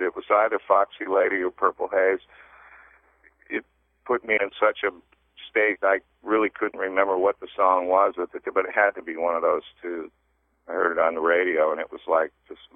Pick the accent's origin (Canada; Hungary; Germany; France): Canada; Toronto, Ontario; moved away as an adult; also born or lived in North Bay, Ontario / Sudbury, Ontario / Ottawa / London, England; grew up in Toronto, and then my family, because of my dad's work, we moved around a little bit up to some of these northern Ontario towns like North Bay and Sudbury